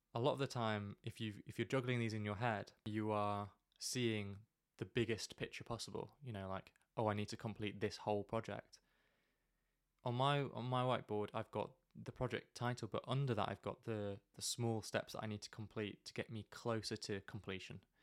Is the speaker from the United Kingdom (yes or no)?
yes; United Kingdom; we're very British